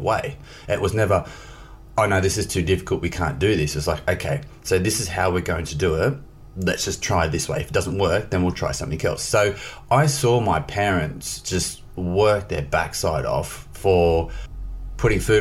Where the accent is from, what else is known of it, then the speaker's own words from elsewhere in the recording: Australia; moved away; I grew up in Australia in a small country town